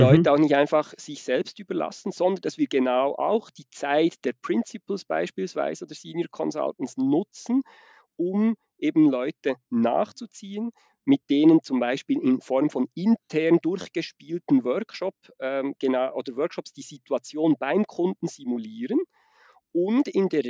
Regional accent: Switzerland; accent: Swiss Standard German; Ich komme aus der Schweiz. Das ist also nicht der Dialekt, sondern das ist das, was wir unter Hochdeutsch verstehen, was ich da spreche.

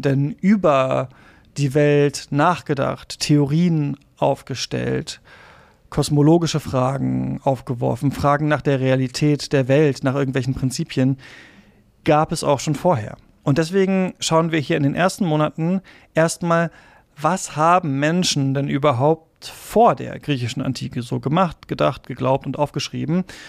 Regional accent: Lower Saxony, Germany; also born or lived in Halle an der Saale, Saxony-Anhalt; bin ich in Niedersachsen aufgewachsen und zur Schule gegangen

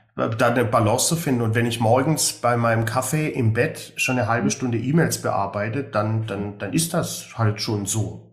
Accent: Swabia, Germany; für mich als Schwabe

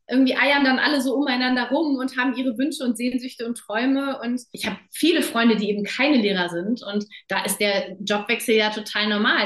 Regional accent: Germany; moved away as an adult; also born or lived in Namibia; als Deutsche

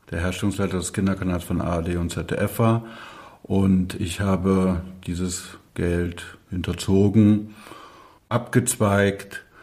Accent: Burg, Saxony-Anhalt, Germany; bin dann zurückgekommen in meine Heimatstadt Burg bei Magdeburg, mein Abi gemacht

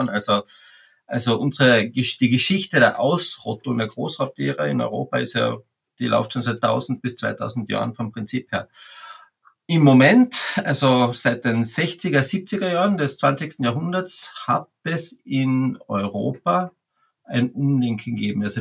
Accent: Carinthia, Austria; ich komme aus Österreich, aus Kärnten, ganz im Süden an der Grenze Slowenien

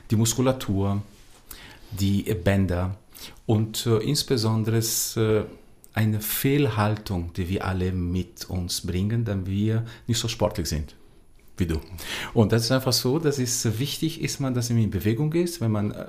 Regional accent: Brazil; born there; Ich bin in Brasilien geboren

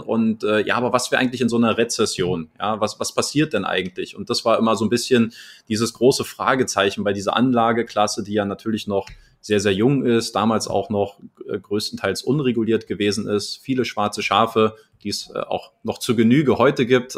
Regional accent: Germany; now in Crete, Greece; als Deutscher

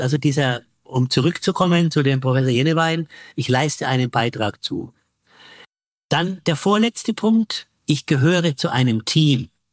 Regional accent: Bavaria, Germany; bei uns in Bayern die BayBG

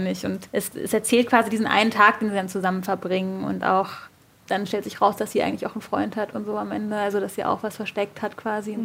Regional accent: Berlin, Germany; Ich bin in Berlin geboren

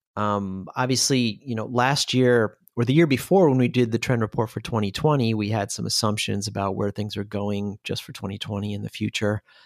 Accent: Seattle, Washington, United States; moved away as an adult; now in Germany; I'm originally from Seattle, Washington, USA

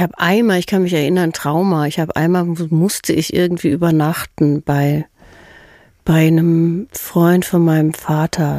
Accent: Herdecke, North Rhine-Westphalia, Germany; also born or lived in Hagen; aufgewachsen bin ich in Herdecke.

